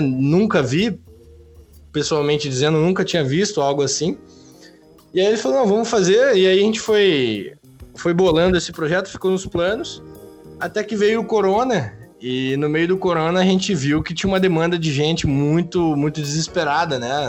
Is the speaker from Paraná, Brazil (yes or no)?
yes; interior of Paraná, Brazil; Eu sou do, do, interior do Paraná